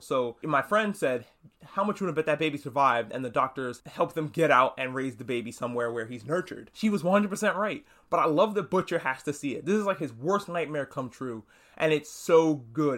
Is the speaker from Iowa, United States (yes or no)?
no; New York, United States; I'm from New York